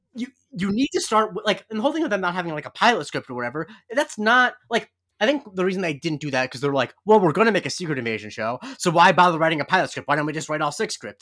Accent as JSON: {"language": "English", "region": "Florida", "country": "United States", "said": "I'm from Florida"}